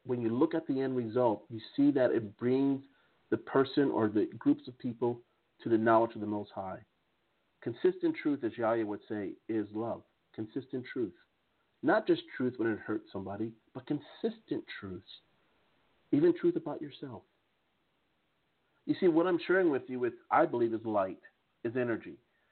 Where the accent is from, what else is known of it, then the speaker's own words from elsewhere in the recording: United States; accent: American English; now in Strasbourg, France; my American English accent